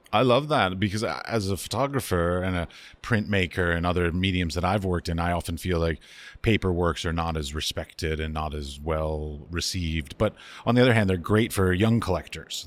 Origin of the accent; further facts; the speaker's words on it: United States; also born or lived in Middle East; now in Prague, Czech Republic; I'm an American. I've lived in the Middle East. I now live in Prague.